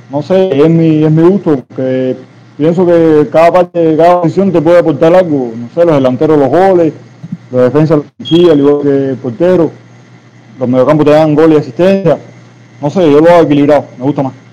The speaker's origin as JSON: {"language": "Spanish", "town": "Jaruco", "region": "Mayabeque", "country": "Cuba", "said": "Bueno, ah, yo, cubano, en fin, igual que somos todos aquí. Eh, yo soy de Mayabeque, municipio de Jaruco, y trabajo operador en, en el GA, eso en Santa Cruz del Norte"}